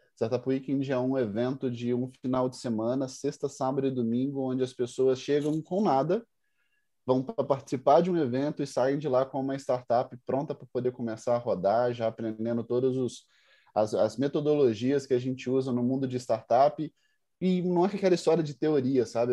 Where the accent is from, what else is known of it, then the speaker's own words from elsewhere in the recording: Carangola, Minas Gerais, Brazil; also born or lived in Budapest, Hungary / Viçosa; sou mineiro, sou do interior de Minas, venho na cidade que chama Carangola, cidade pequenininha, 30 mil habitantes.